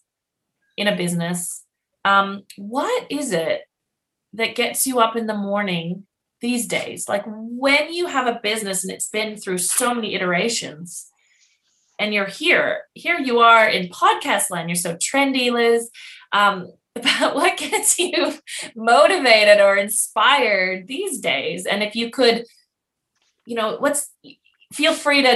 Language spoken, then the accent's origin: English; Canada; now in Australia; I'm Canadian living in Australia